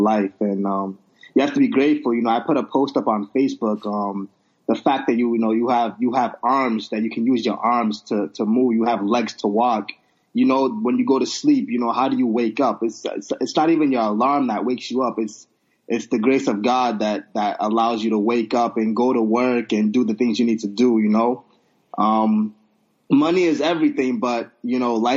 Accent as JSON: {"language": "English", "country": "Nigeria", "said": "I'm Nigerian"}